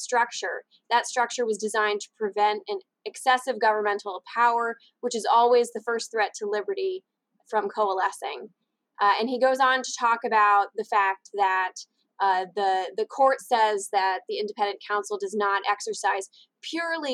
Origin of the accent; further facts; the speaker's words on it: Kentucky, United States; I'm also from Kentucky